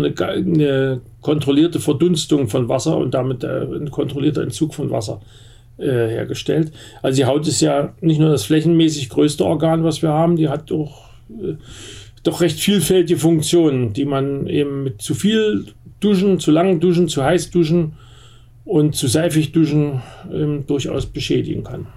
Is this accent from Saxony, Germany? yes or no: yes; Bad Elster, Saxony, Germany; now in Berlin, Germany; da, wo ich herkomme in Bad Elster